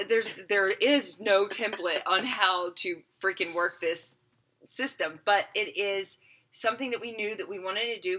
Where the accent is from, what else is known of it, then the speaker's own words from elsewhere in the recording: the South, United States; moved away; also born or lived in Las Vegas; I grew up in the South